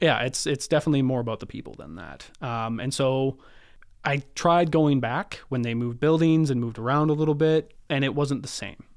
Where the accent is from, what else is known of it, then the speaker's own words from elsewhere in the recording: Kelowna, British Columbia, Canada; also born or lived in Prince George; Born in Prince George, you know, uh, small little town in the north. Pretty much moved to Kelowna, uh, right away. I lived in Kelowna for, till I was twenty-four